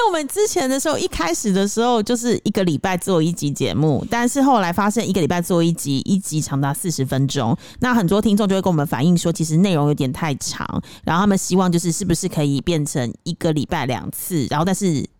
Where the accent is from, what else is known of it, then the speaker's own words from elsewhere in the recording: Taiwan; now in Cambodia; 我身为台湾人，我真的觉得蛮丢脸的